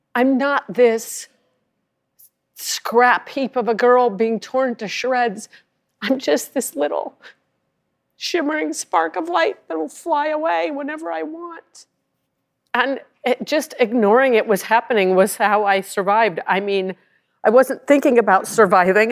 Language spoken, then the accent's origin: English; Rye, Colorado, United States; I'm from Rye, Colorado